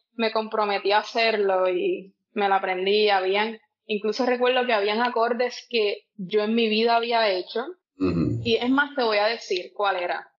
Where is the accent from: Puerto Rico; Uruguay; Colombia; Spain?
Puerto Rico; Peñuelas; also born or lived in Yauco / Ponce; Nací en Yauco, pero me crié en Peñuelas